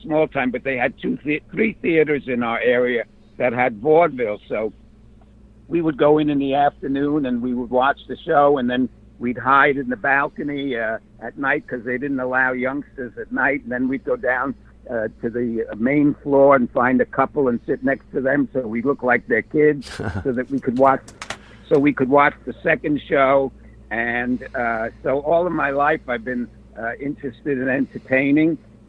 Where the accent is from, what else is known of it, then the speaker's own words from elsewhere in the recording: New York City, New York, United States; Well, I was raised in New York City, as you can probably tell from the way I talk.